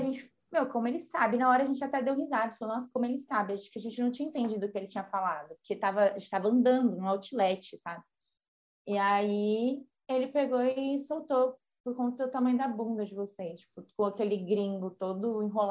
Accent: Brazil; a gente é brasileira

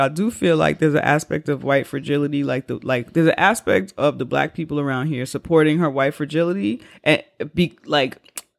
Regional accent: New York, United States; as a New Yorker, what I have also learned, I learned it before this letter, but what I also have learned about these communities

